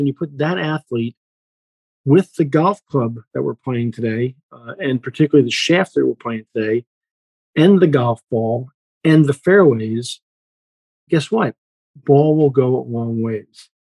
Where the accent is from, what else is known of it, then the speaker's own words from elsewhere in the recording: Northeast, United States; I grew up in the Northeast on golf courses like Winfoot and Westchester